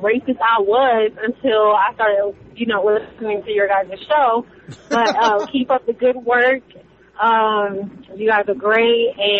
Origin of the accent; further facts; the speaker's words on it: Florida, United States; now in Kentucky, United States; I'm not from Kentucky, by the way. I'm actually originally, you know, from Florida, old Florida.